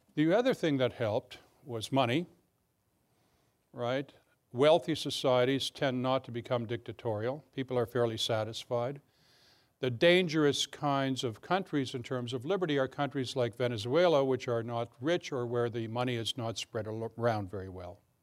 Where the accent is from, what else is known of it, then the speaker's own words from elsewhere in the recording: Canada; now in Alexandria, United States; I'm, I'm Canadian as well as American.